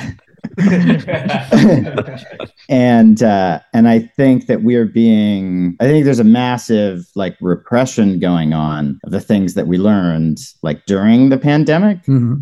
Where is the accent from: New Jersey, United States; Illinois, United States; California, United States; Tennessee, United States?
Tennessee, United States; Knoxville; I grew up in Knoxville, Tennessee